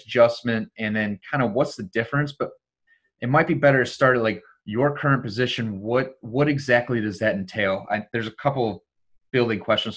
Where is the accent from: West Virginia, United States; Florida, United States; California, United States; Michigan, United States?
Michigan, United States; Detroit; I'm from Detroit